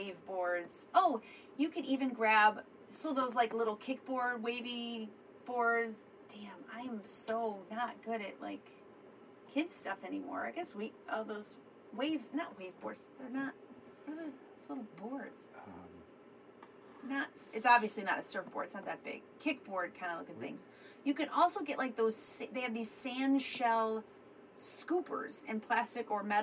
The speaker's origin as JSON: {"language": "English", "region": "Midwest", "country": "United States", "said": "I'm from the Midwest. I'm not from Florida."}